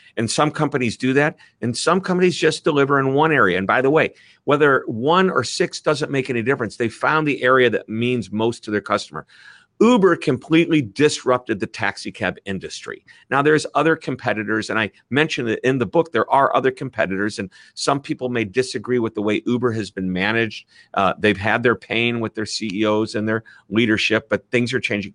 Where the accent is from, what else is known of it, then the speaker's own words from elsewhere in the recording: Midwest, United States; accent: Midwest; my Midwest accent